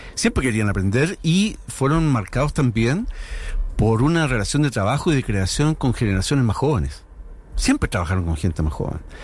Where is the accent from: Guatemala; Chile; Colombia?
Chile; cómo somos los chilenos